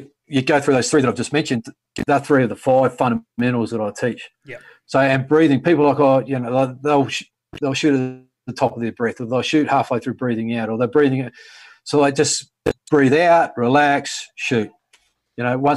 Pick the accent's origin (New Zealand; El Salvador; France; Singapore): New Zealand; moved away as an adult; now in Australia; I grew up in New Zealand. I was in New Zealand until I was 26 years.